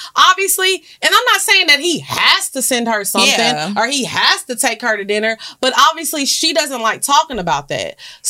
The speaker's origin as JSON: {"language": "English", "area": "the South", "region": "Southern United States", "country": "United States"}